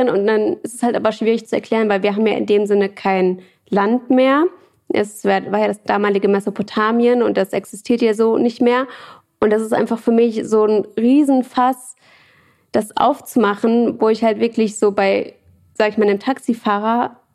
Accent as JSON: {"language": "German", "town": "Paderborn", "region": "North Rhine-Westphalia", "country": "Germany", "tie": "born or raised there", "moved": "as an adult", "lives_now": "Berlin, Germany", "said": "bei Paderborn, hm. das ist bei Bielefeld in NRW."}